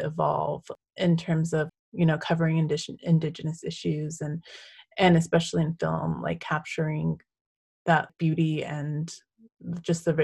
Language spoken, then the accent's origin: English; Owens Valley, Central California, United States; I grew up in Paihunaru in Owens Valley